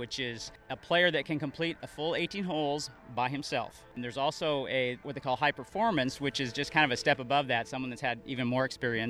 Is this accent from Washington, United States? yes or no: yes; Kent, Washington, United States; I'm from Kent, Washington.